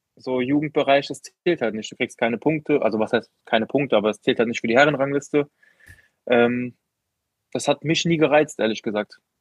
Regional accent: Koblenz, Rhineland-Palatinate, Germany; also born or lived in Merzig, Saarland / Neuwied / Bendorf; in Koblenz, in meiner Heimatstadt

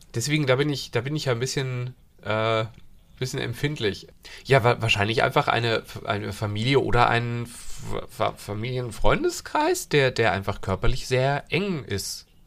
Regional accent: Hesse, Germany; moved away; also born or lived in Thuringia; ich bin ja in Hessen aufgewachsen

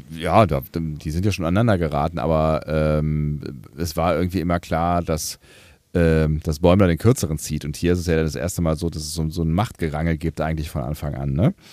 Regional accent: Germany; bei uns in Deutschland

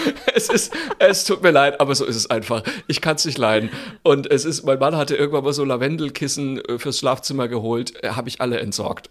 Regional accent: Franconia, Bavaria, Germany; ich bin ja Franke

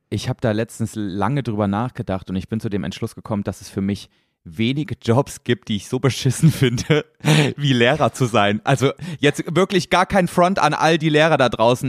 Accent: the East, eastern Germany, Germany; ich komm aus dem Osten, da gab es nur russisch

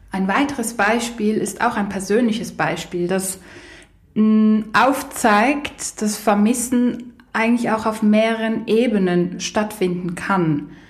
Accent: Poland; hatte ich eine Fernbeziehung mit jemandem aus Polen, aus meinem Heimatland.

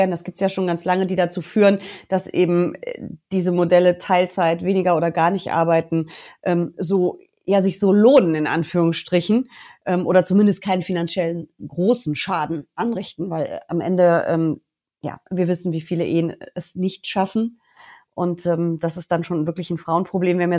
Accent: North Rhine-Westphalia, Germany; Also ich bin ein bisschen mutiger als Herr Lindner ähm, und ich komme aus NRW. Du weißt, unser Abi hier hat ja nicht den allerbesten Ruf

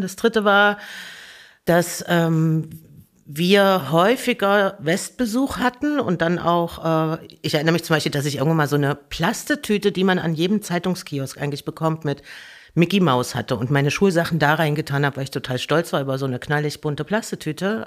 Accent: Merseburg, Saxony-Anhalt, Germany; moved away; also born or lived in Erfurt; geboren in Erfurt und dann, ich glaube, 82, also 78 geboren und ich glaube, 82 oder 84, irgend sowas sind wir nach Merseburg gezogen

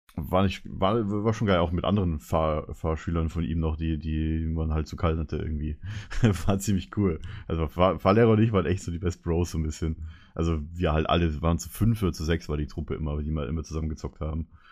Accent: Karlsfeld, Bavaria, Germany; mein Heimatdorf heißt ja Karlsfeld

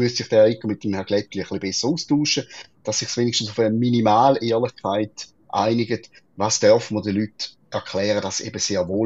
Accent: Schaffhausen, Switzerland; Und wir sind Schaffhauser FDPler sind wir bis jetzt nie so auf dem Radar gewesen

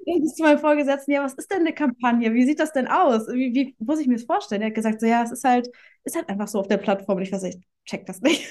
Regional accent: Hamburg, Germany; ich komme aus Hamburg

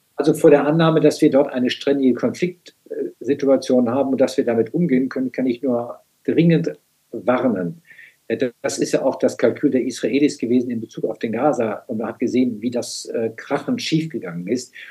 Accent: Germany

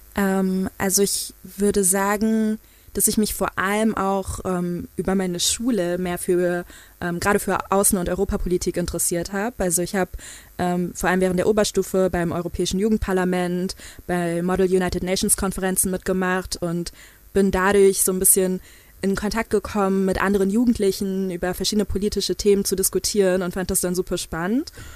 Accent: Frankfurt, Hesse, Germany; ich komme ja ursprünglich aus Frankfurt und das ist eine super diverse, international geprägte Stadt

